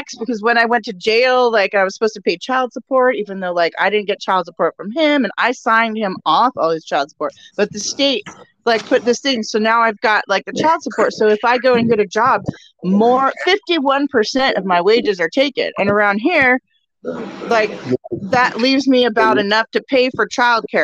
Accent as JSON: {"language": "English", "region": "Oregon", "country": "United States", "said": "I am from Oregon. I'm in Oregon"}